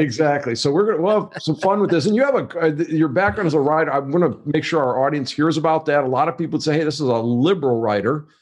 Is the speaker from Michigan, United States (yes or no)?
yes; Wayne, Michigan, United States; I grew up in a town called Wayne, Michigan